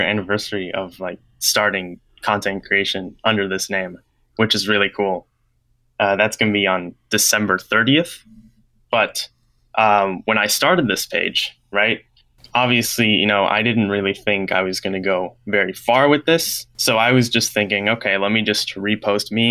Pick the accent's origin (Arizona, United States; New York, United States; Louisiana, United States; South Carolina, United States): New York, United States; I am 19 years old and I am from New York